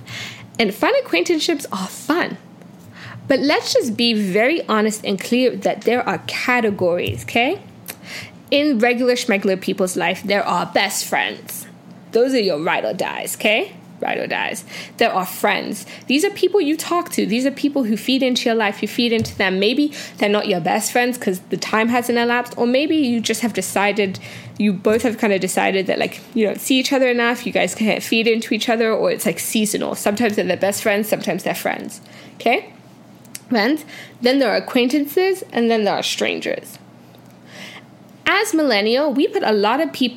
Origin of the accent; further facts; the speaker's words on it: Canada; also born or lived in United Kingdom / Nigeria; I grew up most of my life in Canada, 10 and on, eh? But, like, in my hearts of hearts, I'm a Brit. In my hearts of heart, I'm a Brit. And in my soul of soul, I'm a Nigerian woman